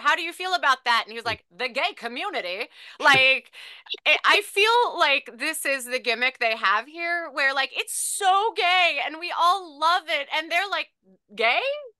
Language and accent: English; the South, United States; Like, I'm from the South and I do not know what a gay man has ever been or ever was.